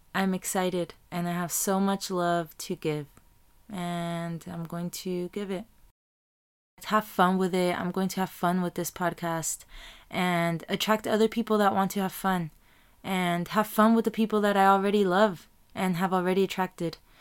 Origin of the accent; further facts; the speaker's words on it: Tijuana, Baja California, Mexico; now in Chula Vista, United States; I was raised in T J, in Tijuana, Mexico, Baja California. And then I came to Chula Vista, and then I was raised here too